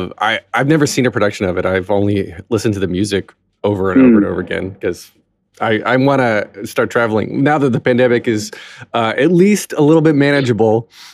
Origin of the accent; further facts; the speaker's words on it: United States; as an American